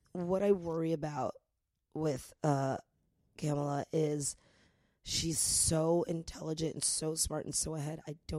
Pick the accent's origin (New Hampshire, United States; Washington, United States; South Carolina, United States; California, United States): California, United States; San Francisco; moved away as an adult; also born or lived in New York; now in Los Angeles, United States; I'm a hippie. I went to Berkeley undergrad. I'm from the Bay Area.